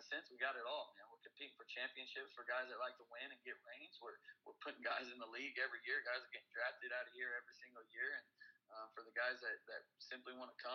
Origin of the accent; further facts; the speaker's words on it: Oklahoma, United States; moved away as an adult; I was born and raised in Oklahoma my entire life.